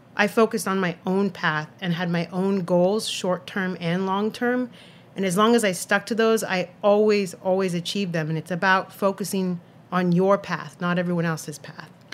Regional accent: Santa Cruz, California, United States; now in New York City, United States; I grew up in Santa Cruz, California, little beach town in Northern California in the Monterey Bay.

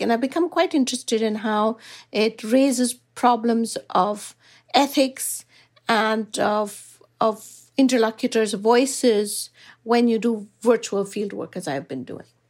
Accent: Bangalore, Karnataka, India; moved away; I come from Bangalore, which is renowned globally as an I T city.

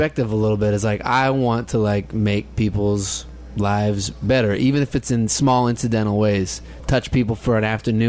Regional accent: California, United States; I'm from California

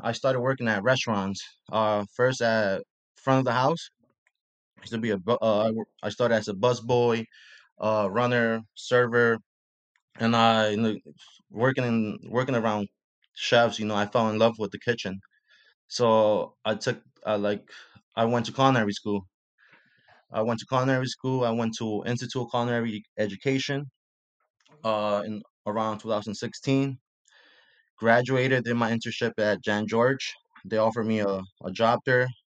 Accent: Puebla, Mexico; also born or lived in Mexico City; now in New York, United States; my hometown, which is a small state called Puebla.

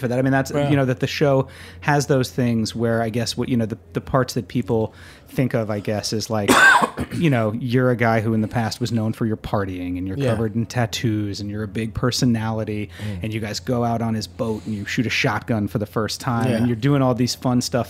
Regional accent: United States; to me as an American

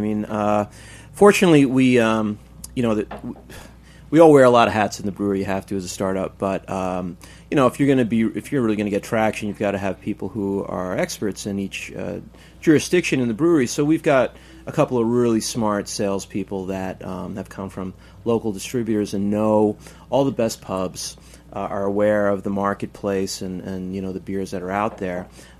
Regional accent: New York City, New York, United States; I'm from Queens originally.

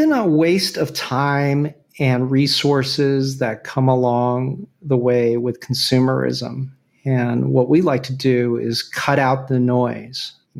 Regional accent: Venezuela; born there; I don't, but I was born in Venezuela, if that counts.

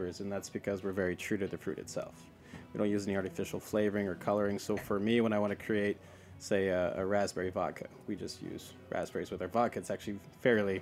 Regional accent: the Northwest, Pacific Northwest, United States; But I grew up in the Northwest. That's where I'm from.

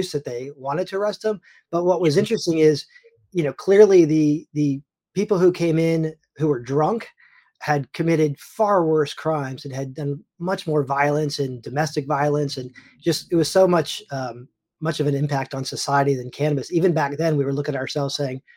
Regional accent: Tampa, Florida, United States; also born or lived in New York City / Pittsburgh, Pennsylvania / Long Island, New York; I'm from Tampa, Florida, originally

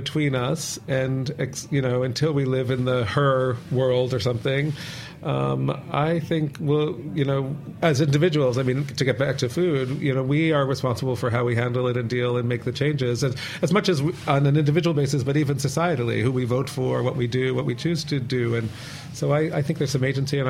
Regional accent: United States; I'm American

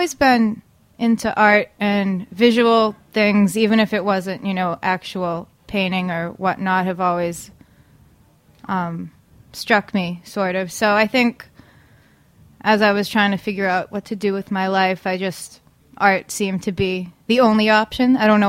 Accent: Danvers, Massachusetts, United States; Yep. Danvers, Mass.

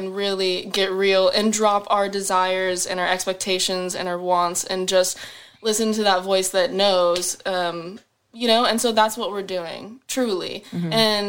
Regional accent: Peoria, Arizona, United States; In Phoenix. {S0} Okay. {S4} Or Peoria, Arizona. {S0} Okay. {S4} Yeah, so I lived in like a little suburb of Arizona. So it was kind of boring, just desert and whatnot everywhere.

